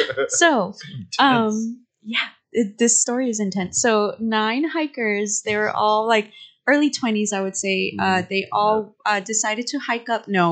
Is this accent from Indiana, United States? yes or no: no; Texas, United States; accent: Texan; my Texan ass accent.